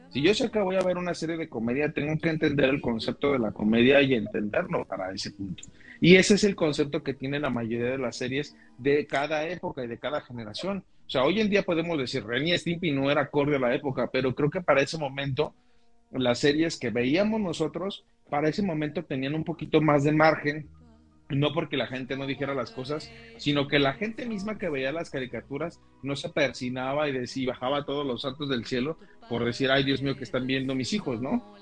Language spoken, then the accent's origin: Spanish; Mexico; en el caso de la cultura mexicana tenemos ese concepto